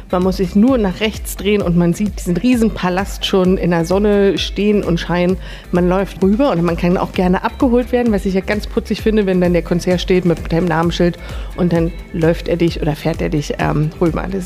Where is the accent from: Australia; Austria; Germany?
Germany; Berlin; now in Engelberg, Switzerland; ich komme original aus Berlin, lebe jetzt seit über einem Jahr in Engelberg